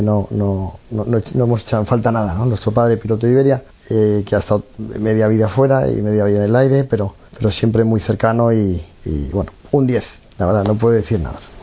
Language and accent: Spanish; Madrid, Community of Madrid, Spain; yo tengo 45 años, soy de Madrid, soy el pequeño de seis hermanos